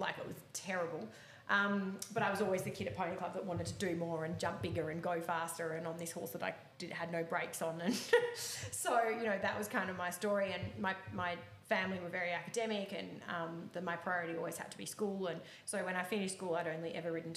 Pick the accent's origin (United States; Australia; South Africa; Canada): Australia; Melbourne, Victoria; I grew up in the southeastern suburbs in Melbourne